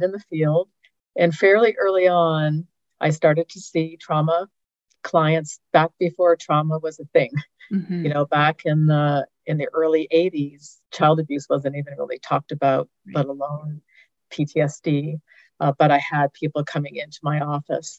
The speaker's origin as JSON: {"language": "English", "country": "Canada", "also_born_or_lived": "Denver, United States / Northeast Georgia, United States", "moved": "as an adult", "lives_now": "Georgia, United States", "said": "I'm actually Canadian, so the fact that I'm living in the U.S. at all is still kind of a surprise to me"}